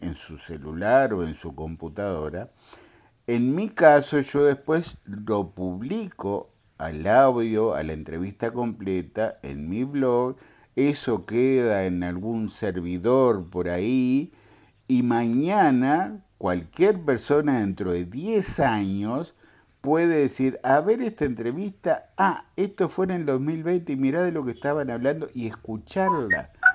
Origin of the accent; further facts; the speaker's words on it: Rocha, Uruguay; soy de Radio Fortaleza y como rochense